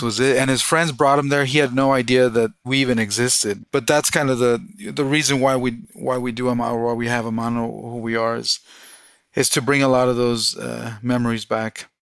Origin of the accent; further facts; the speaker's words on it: Southern California, United States; also born or lived in Mexico; now in Boise, United States; I was born in Mexico. Uh, I was brought to the U.S. illegally when I was four or five. Um, so I, I, grew up undocumented in Southern California